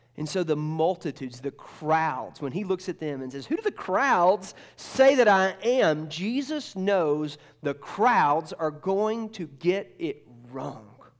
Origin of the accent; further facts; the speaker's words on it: Georgia, United States; moved away; I grew up in Georgia